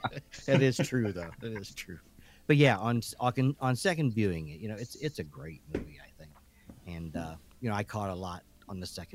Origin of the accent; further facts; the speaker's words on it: Toledo, Ohio, United States; We're driving home, you know, we're from Toledo clear out into the boondocks.